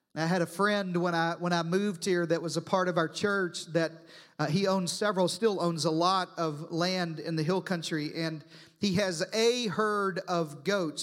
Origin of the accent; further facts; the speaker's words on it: Arkansas, United States; now in Texas, United States; I'm from Arkansas